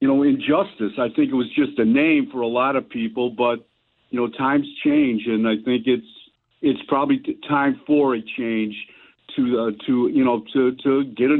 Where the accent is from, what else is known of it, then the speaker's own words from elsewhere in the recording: Cleveland, Ohio, United States; You know, I grew up in Cleveland.